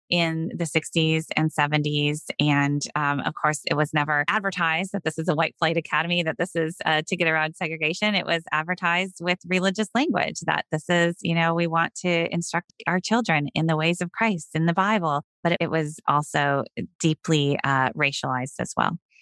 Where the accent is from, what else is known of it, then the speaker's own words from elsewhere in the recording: Sioux Center, Iowa, United States; I grew up in Sioux Center, Iowa, a small town in Northwest Iowa.